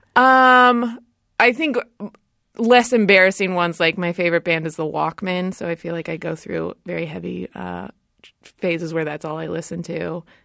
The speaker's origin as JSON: {"language": "English", "town": "Rancho Cucamonga", "region": "California", "country": "United States", "tie": "born or raised there", "said": "I grew up in Southern California, in Rancho Cucamonga"}